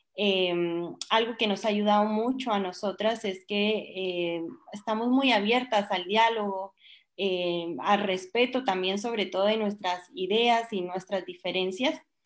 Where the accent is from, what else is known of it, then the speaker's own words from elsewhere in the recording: Guatemala; yo soy chapina, yo soy chapina